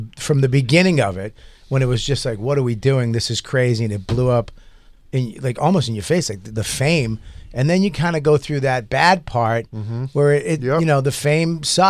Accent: Boston, Massachusetts, United States; because I'm from Boston

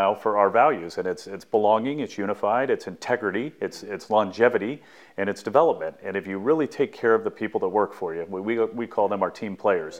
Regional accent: Southern California, United States; growing up in Southern California

